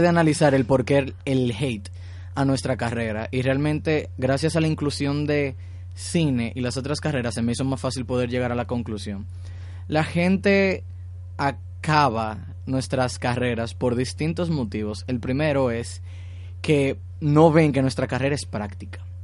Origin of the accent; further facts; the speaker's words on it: Dominican Republic; nuestra eh, sociedad como dominicana